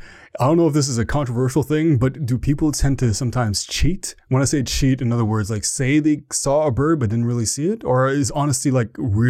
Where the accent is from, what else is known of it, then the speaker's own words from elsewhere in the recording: Ottawa, Ontario, Canada; accent: Canadian; I'm from Ottawa, Ontario, Canada, the capital of Canada.